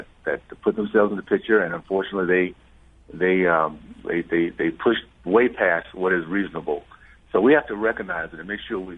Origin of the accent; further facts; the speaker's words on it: Deep South, United States; I grew up in the Deep South in the 60s